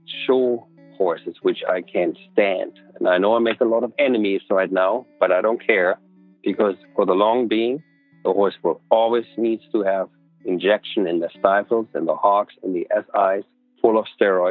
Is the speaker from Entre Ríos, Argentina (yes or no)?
no; Buenos Aires, Argentina; I grew up in Buenos Aires